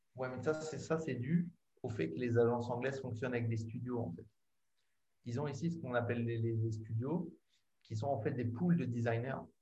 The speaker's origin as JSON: {"language": "French", "country": "France", "moved": "as an adult", "lives_now": "England", "said": "ça fait longtemps que je suis parti de France"}